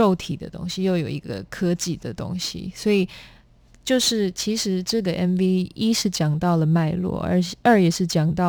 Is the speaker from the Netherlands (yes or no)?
yes; Netherlands; born there; 我因为在荷兰出生，然后我们从小学就开始有各种有关环保的一些概念